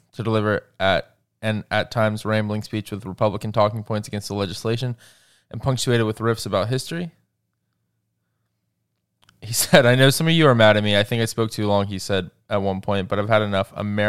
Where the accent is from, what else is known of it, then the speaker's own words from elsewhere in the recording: Georgia, United States; the state of Georgia, my home state.